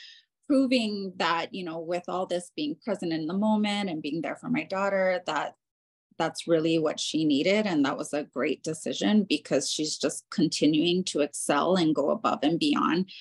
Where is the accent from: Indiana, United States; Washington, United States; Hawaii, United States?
Hawaii, United States; Honolulu; now in Central Park, Denver, United States; I'm originally from Honolulu, Hawaii, and the culture there is very different